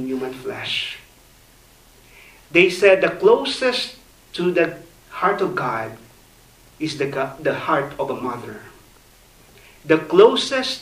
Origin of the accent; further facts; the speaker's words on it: Philippines; I grew up in the Philippines